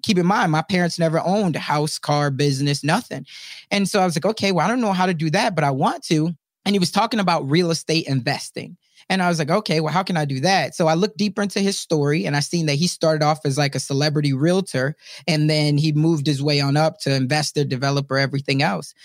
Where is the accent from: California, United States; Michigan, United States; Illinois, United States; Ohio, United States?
Illinois, United States; Chicago; moved away; also born or lived in Omaha; I'm originally from South Side of Chicago. I was raised by a single mom